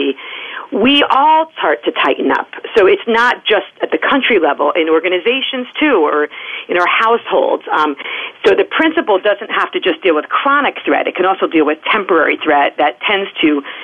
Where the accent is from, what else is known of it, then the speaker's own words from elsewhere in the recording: New York City, New York, United States; now in Washington, D.C., United States; I'm a New Yorker